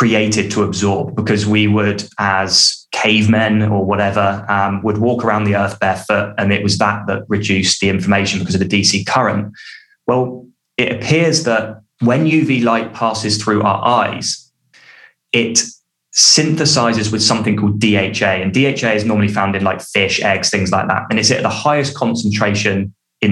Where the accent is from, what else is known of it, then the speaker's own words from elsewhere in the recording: United Kingdom; I'm British and I say sunbathing